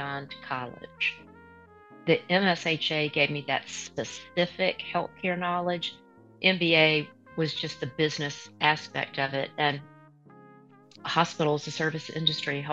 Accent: Alabama, United States; I'm generationally from Alabama, so you asked where I grew up, but generations of my family has lived here

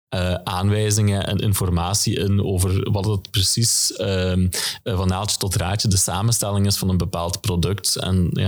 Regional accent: Genk, Flanders, Belgium; Ja, als, als Genkenaar zie ik eigenlijk heel wat ontwikkeling momenteel op de, op de Tor campus.

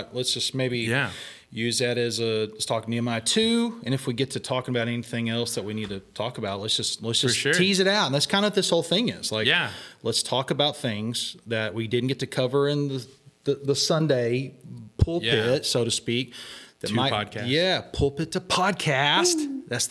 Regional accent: Texas, United States; moved away; carry all the stereotypes of being a Texan

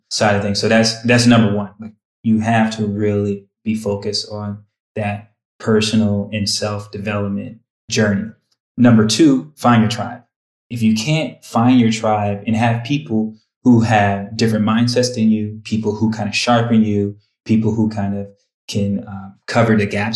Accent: Twinsburg, Ohio, United States; also born or lived in Bedford, Ohio; I grew up in Bedford and Twinsburg, spent my high school years in Twinsburg.

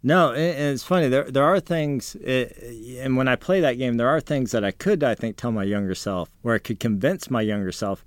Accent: San Antonio, Texas, United States; growing up in San Antonio

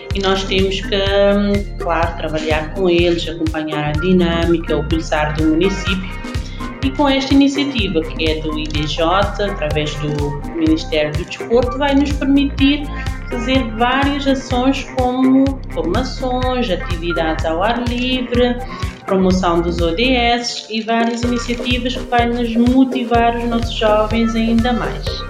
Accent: Ribeira dos Bodes, Santo Antão, Cape Verde; moved away as an adult; also born or lived in Portugal / Netherlands; sou da Ribeira dos Bodes, interior

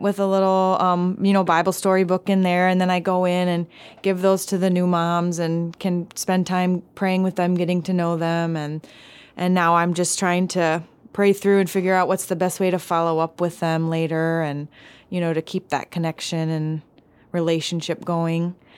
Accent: Milwaukee, Wisconsin, United States; moved away as an adult; now in Palau; I grew up in Milwaukee, Wisconsin

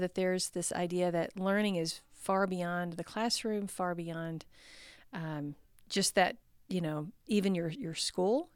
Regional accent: Texas, United States; I grew up in the South. I grew up in Texas

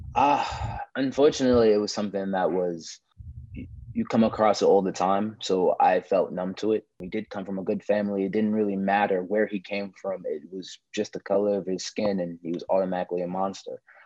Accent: Newark, New Jersey, United States; I'm a Newark, New Jersey actor, model, filmmaker

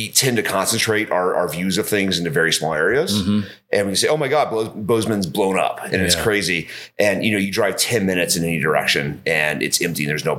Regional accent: England, United Kingdom; also born or lived in Georgia, United States / London / New York / Los Angeles; I grew up mostly in England.

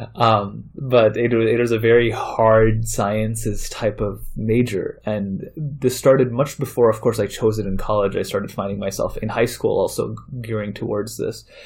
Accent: Chicago, Illinois, United States; also born or lived in India / Saudi Arabia / Maryland; I grew up mainly in Chicago. I moved to Chicago when I was eight years old

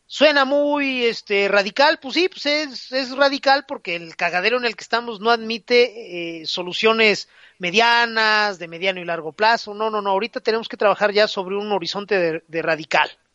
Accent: Mexico; todos los impresores de México

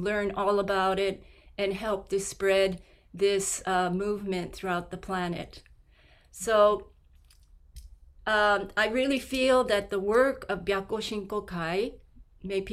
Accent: Tokyo, Japan; I grew up in Japan, in Tokyo

